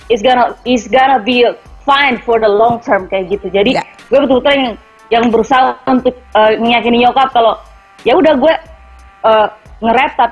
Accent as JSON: {"language": "Indonesian", "town": "Timika", "region": "Central Papua", "country": "Indonesia", "said": "tinggalnya beda kota mereka di Merauke terus saya kan dari Timika"}